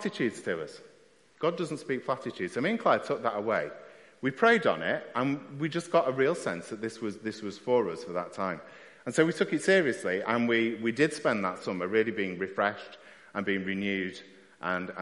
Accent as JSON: {"language": "English", "country": "United Kingdom", "said": "we're very British at times, keep ourselves to ourselves"}